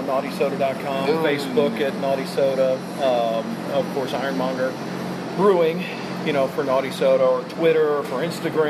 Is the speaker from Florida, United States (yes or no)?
no; outside of Philadelphia, Pennsylvania, United States; now in Marietta, United States; I grew up outside of Philly